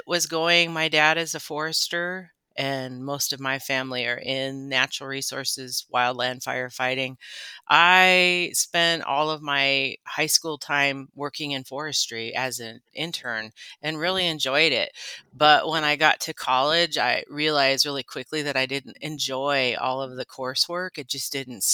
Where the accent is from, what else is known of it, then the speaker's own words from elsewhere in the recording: Colville Confederated Tribes Reservation, Washington, United States; born and raised on the Colville Confederated Tribes Reservation